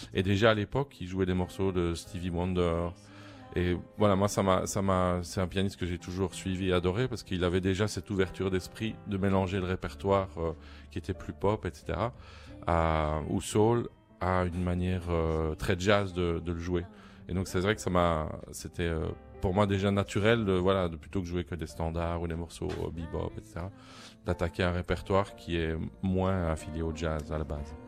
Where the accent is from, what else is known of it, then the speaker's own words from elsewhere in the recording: Paris, Île-de-France, France; chez nous, à Paris ou en Europe